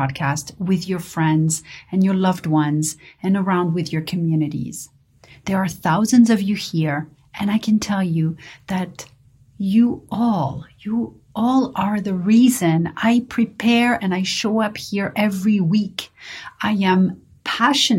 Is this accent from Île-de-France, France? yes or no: yes; Paris, Île-de-France, France; growing up in Paris